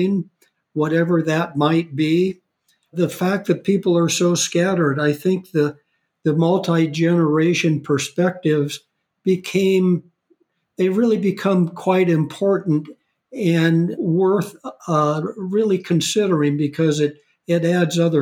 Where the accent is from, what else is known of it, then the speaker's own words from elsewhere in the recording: Palo Alto, California, United States; moved away as an adult; also born or lived in Denver / Jackson Hole; I grew up in California in the Palo Alto area